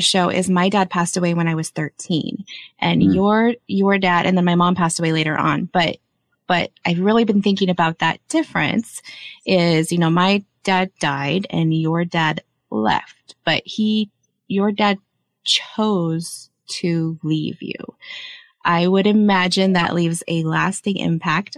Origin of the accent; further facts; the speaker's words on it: Kansas, United States; I was born in Kansas. I'm from there